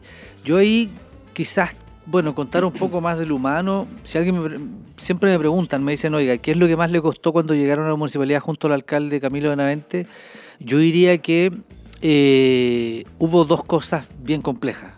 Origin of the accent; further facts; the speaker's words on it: Coihueco, Ñuble, Chile; also born or lived in Chillán; yo soy oriundo de Coihueco